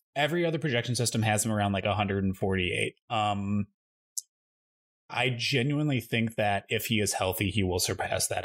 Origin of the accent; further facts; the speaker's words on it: Midwest, United States; moved away; I grew up in the Midwest, that I'm just so used to always having a basement